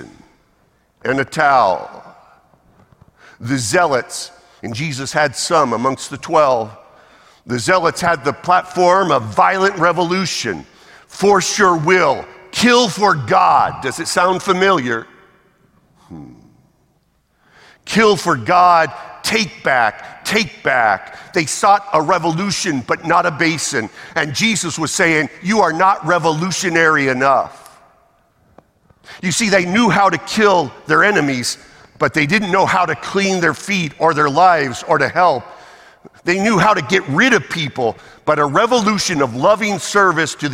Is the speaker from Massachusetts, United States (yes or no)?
yes; Massachusetts, United States; moved away; also born or lived in the South; I'm American, born in Massachusetts. I'm sorry, I was a Yankee once, forgive me, here in the South